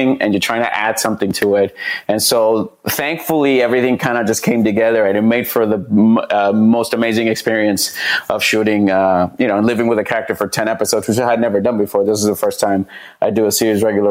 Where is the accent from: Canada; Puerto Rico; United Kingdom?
Puerto Rico; moved away as an adult; also born or lived in Fresno, California; now in Los Angeles, United States; I grew up like in Puerto Rico